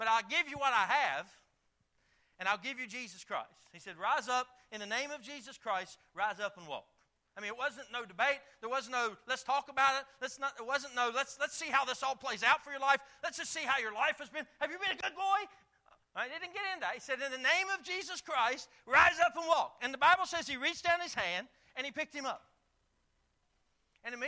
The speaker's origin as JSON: {"language": "English", "country": "United States", "moved": "yes", "said": "I'm from Boone County"}